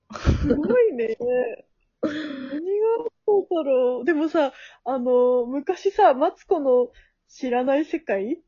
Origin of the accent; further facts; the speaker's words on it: Tokushima, Japan; 徳島出身なんですけど